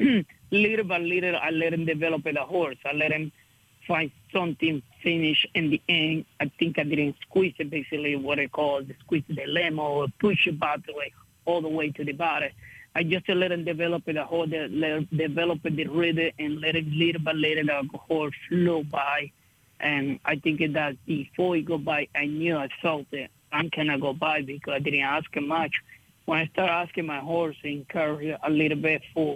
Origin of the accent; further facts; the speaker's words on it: Venezuela; now in United States; I'm from Venezuela